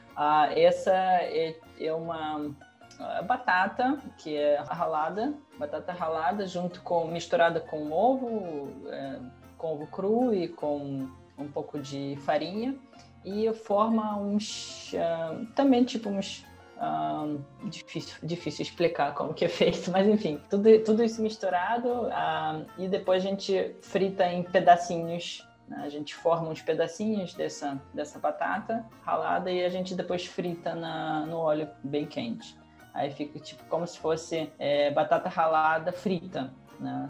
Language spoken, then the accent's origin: Portuguese; Russia; Portuguese is a second language; moved away; eu sou da Rússia